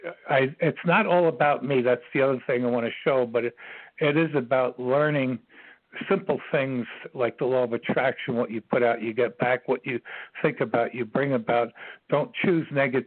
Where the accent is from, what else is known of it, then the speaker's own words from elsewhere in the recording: New York City, New York, United States; I was born in New York City myself on September 22nd, 1944 at 3:40 a.m.